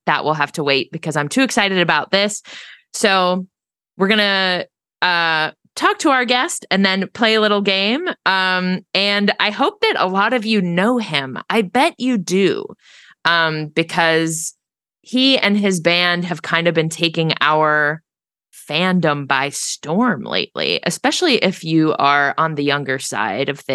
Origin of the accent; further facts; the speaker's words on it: Pittsburgh, Pennsylvania, United States; my hometown, Pittsburgh